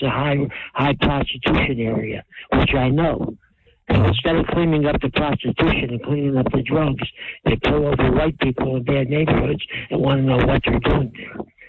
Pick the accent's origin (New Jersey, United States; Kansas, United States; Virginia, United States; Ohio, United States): New Jersey, United States; New Brunswick; I've been from New Brunswick all my life.